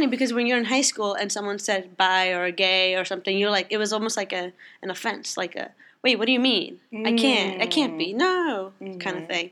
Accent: New York, United States; I was born and raised here, so New York is what I know. It's home.

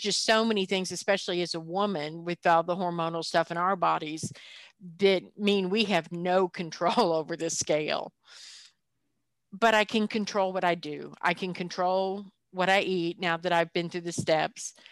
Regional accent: the South, United States; culturally, I come from the South

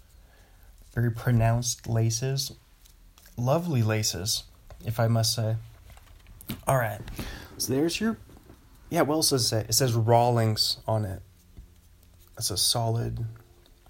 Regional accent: Pacific Northwest, United States; I'm from the Pacific Northwest, the PNW.

